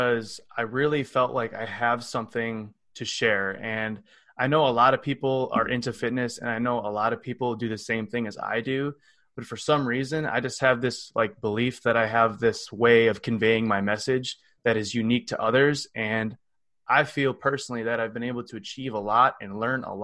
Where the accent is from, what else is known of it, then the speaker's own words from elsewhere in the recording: Cottage Grove, Wisconsin, United States; I come from Cottage Grove, Wisconsin, which is a little city outside of Madison